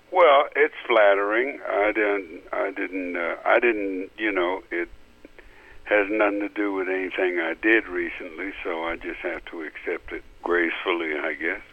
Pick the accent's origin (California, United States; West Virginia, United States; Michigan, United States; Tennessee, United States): West Virginia, United States; I grew up in West Virginia